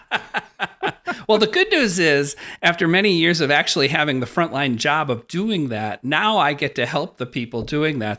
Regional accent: Wisconsin, United States; that classic Wisconsin farm kid experience.

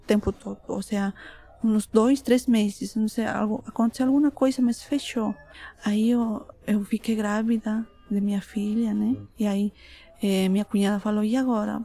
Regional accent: Bolivia; Portuguese is a second language; moved away as an adult; also born or lived in Tacna, Peru; now in Brazil; Eu nasci no Tacna, Peru. Eu cresci na Bolívia. Agora estou morando no Brasil

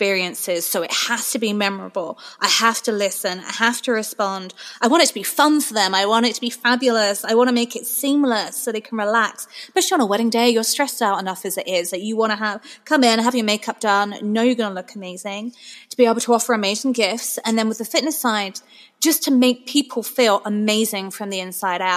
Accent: England, United Kingdom; moved away; that's my heritage. I'm from England.

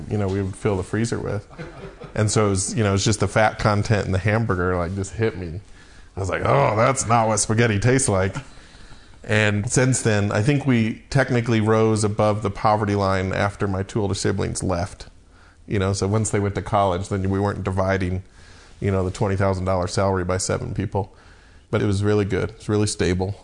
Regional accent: Mankato, Minnesota, United States; I was born in Mankato, Minnesota, while my dad was in seminary to become a Lutheran pastor

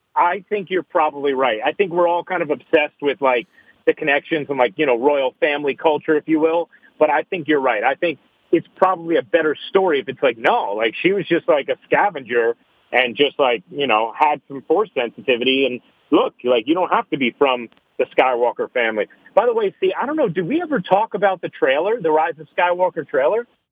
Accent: New York City, New York, United States; as a New Yorker

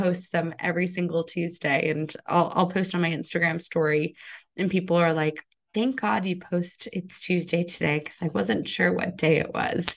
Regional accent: Connecticut, United States; I grew up in Connecticut, so I had a lot of exposure to New York growing up.

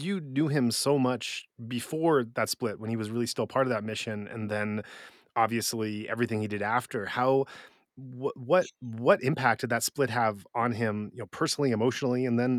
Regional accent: Occidental, California, United States; moved away; also born or lived in Japan; if there's one place that is truly my hometown in my heart, where I did spend most of my formative years, it's a very small town in Northern California that doesn't even have a stoplight, called Occidental.

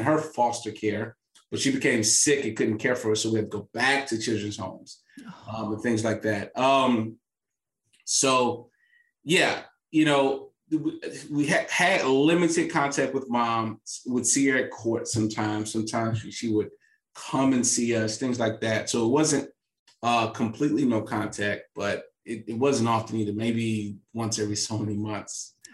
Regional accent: St. Louis, Missouri, United States; I'm from St. Louis, Missouri

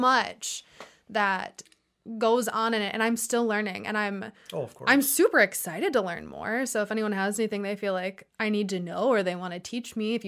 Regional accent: Wisconsin, United States; I was born and raised in Wisconsin

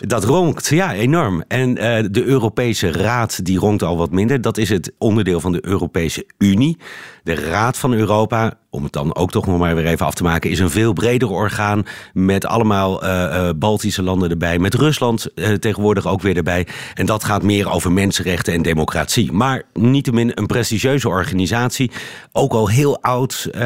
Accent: Netherlands; moved away as an adult; now in Brussels, Belgium; als Nederlander

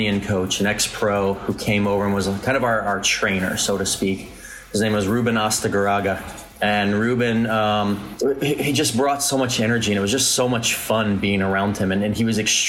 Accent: Fort Myers, Florida, United States; I grew up in Fort Myers, Florida, not really a hotbed of soccer talent

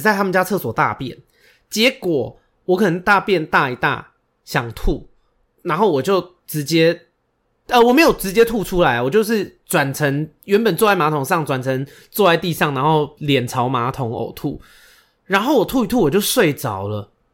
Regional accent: Xindian, New Taipei, Taiwan; 我是台北人，我是新店人，新北市人，我从小到大没有去一零一跨过年的

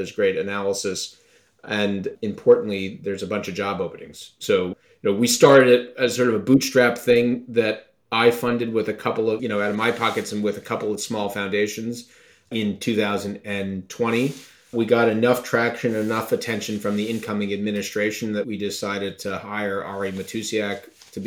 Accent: Long Island, New York, United States; I grew up on Long Island in a really terrific home with great parents

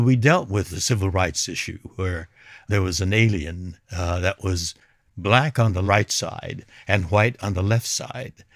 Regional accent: Los Angeles, California, United States; I was born and raised in Los Angeles

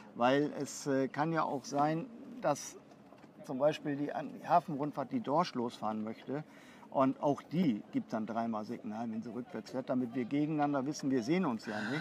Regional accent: Bremerhaven, Bremen, Germany; also born or lived in Bavaria; Ich bin auch gebürtiger Bremerhavener

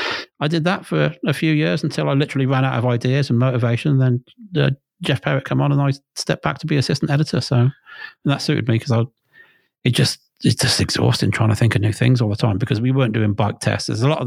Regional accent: Worcester, West Midlands, United Kingdom; I'm just a fucking bod from Worcester.

